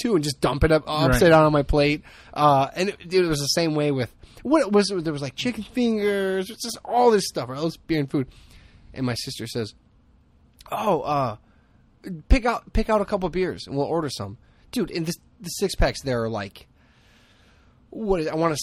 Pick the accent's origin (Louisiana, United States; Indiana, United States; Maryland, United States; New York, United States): Indiana, United States; Hammond; growing up in Hammond